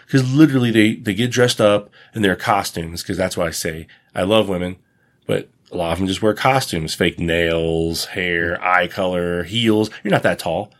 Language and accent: English; United States; I have a foreign accent. I'm from the United States